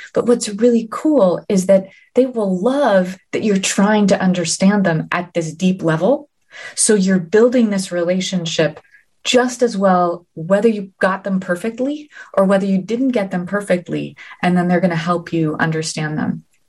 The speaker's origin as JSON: {"language": "English", "town": "New Haven", "region": "Connecticut", "country": "United States", "tie": "born or raised there", "said": "New Haven, my hometown"}